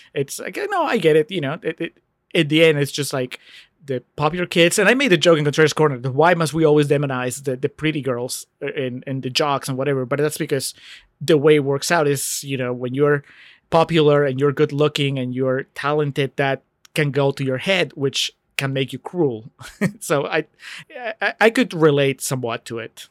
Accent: Peru; moved away; I grew up in Peru

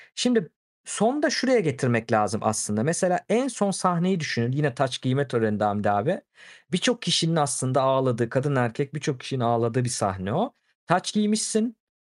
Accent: Turkey; ben de Türk'üm

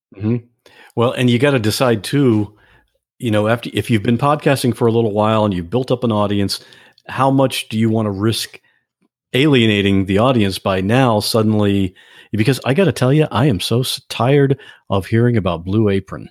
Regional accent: Ohio, United States; I'm from Ohio

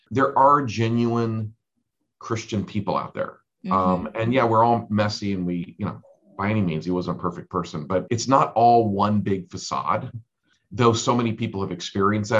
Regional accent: Switzerland; now in United States; I was born in Switzerland and my dad was Swiss

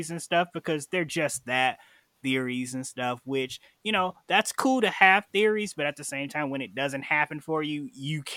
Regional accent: Chicago, Illinois, United States; I'm from Chicago, Illinois

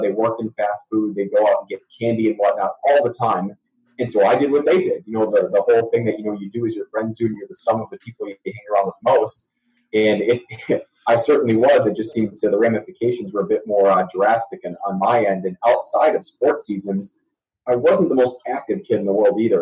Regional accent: Oregon, Wisconsin, United States; moved away; So Madison, Wisconsin, um, actually um, a suburb just outside of Madison, Wisconsin, Oregon, Wisconsin, town of about well now nine thousand people. Um, that's home for me. So born and bred uh, cheesehead

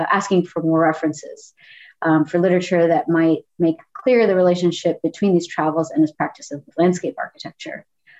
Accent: the South, United States; born and raised in the South

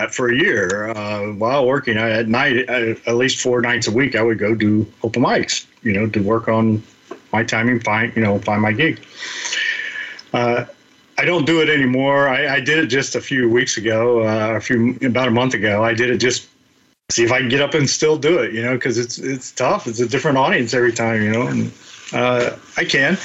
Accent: Southern Ohio, United States; accent: drawl; now in San Diego, United States; being a Buckeye married to a Latina. You know, and the differences from being from Ohio and San Diego, and whenever I start talking about my hometown, you know, my draw starts coming out

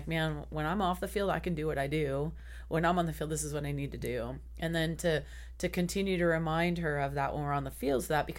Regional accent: Sacramento, California, United States; I'm from Sacramento.

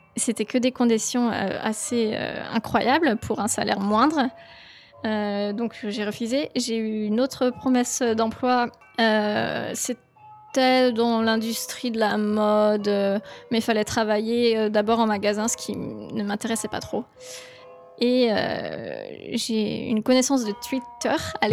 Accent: Cholet, Pays de la Loire, France; moved away as an adult; also born or lived in Tokyo, Japan; Je suis revenue dans ma ville natale à Cholet

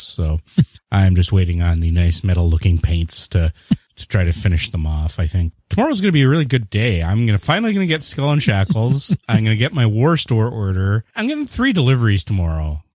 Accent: Canada; I am the Canadian

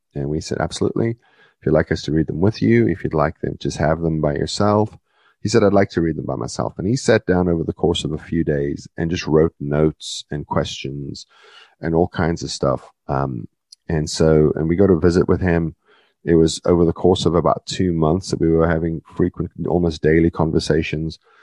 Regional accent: South Africa; moved away; I was born in South Africa, part of the British Commonwealth

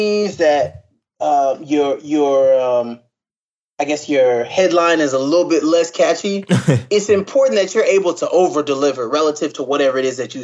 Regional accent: Carson, California, United States; moved away; also born or lived in Inglewood, California / Princeton, New Jersey; Inglewood, where I was born, was a difficult, more difficult situation, but we moved out I was relatively young when we moved to Carson

